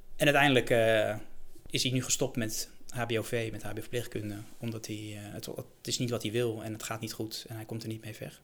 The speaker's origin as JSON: {"language": "Dutch", "town": "Bilthoven", "region": "Utrecht", "country": "Netherlands", "tie": "born or raised there", "said": "ik ben zelf opgegroeid in Beeldhoven"}